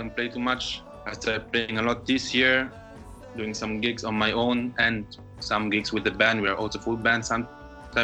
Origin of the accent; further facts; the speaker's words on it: Rome, Lazio, Italy; moved away as an adult; now in Berlin, Germany; I'm from Italy. I'm from Rome